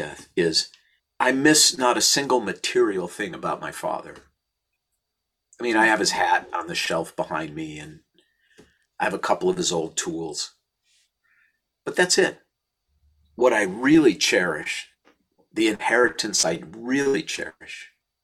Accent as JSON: {"language": "English", "town": "St. Louis Park", "region": "Minnesota", "country": "United States", "tie": "born or raised there"}